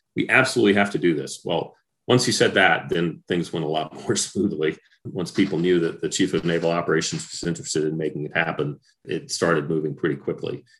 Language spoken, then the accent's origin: English; Mississippi, United States; I grew up in Mississippi